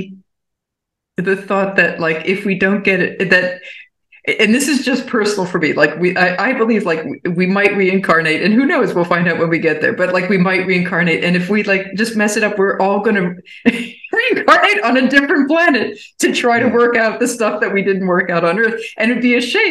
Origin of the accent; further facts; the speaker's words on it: Baltimore, Maryland, United States; now in Berlin, Germany; I'm from Baltimore originally